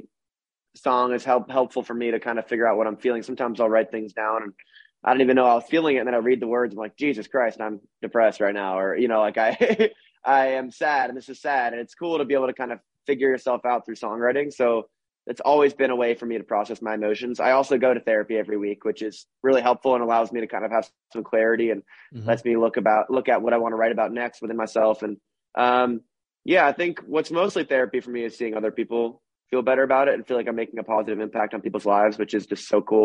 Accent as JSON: {"language": "English", "region": "Vermont", "country": "United States", "said": "when I tell people I'm from Vermont, they think I'm from Canada"}